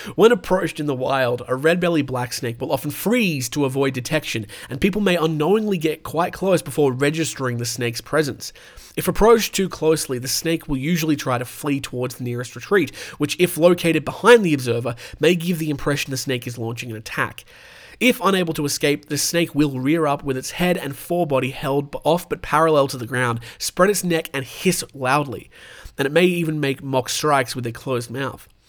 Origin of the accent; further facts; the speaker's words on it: New South Wales, Australia; moved away; my home state, New South Wales